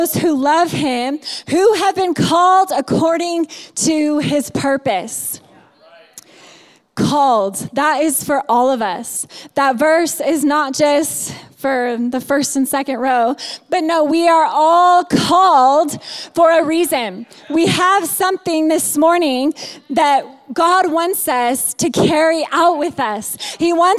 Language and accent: English; Indiana, United States; moved away as an adult; also born or lived in California; I grew up in Indiana